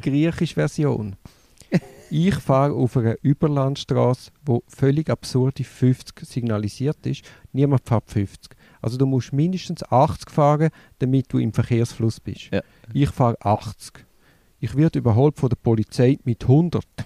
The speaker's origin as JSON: {"language": "German", "country": "Switzerland", "said": "in der Schweiz haben wir das Problem"}